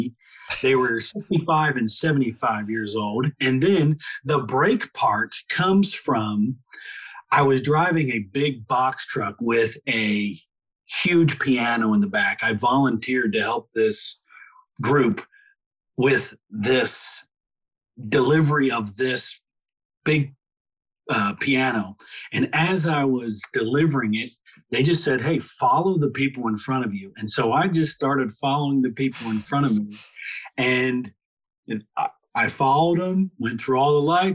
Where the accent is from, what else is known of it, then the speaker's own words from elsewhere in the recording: Philadelphia, Pennsylvania, United States; I'm from Philadelphia